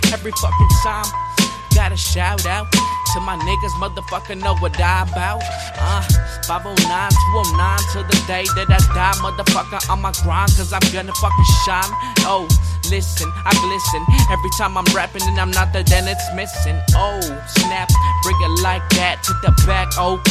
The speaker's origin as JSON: {"language": "English", "town": "Madison", "region": "Washington", "country": "United States", "said": "And I'm from Madison, Washington, if you asking."}